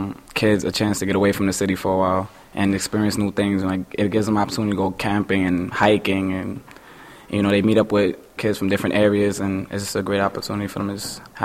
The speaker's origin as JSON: {"language": "English", "town": "New York City", "region": "New York", "country": "United States", "said": "I am from Queens, New York"}